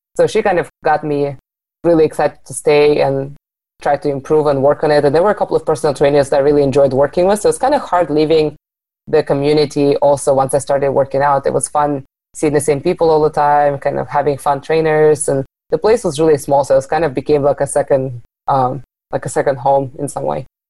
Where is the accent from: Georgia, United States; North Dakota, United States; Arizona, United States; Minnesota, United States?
Arizona, United States; moved away; also born or lived in Seattle; I moved back to Arizona from Seattle a couple of years ago